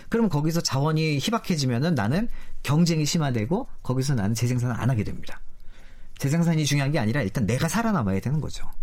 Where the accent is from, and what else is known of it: South Korea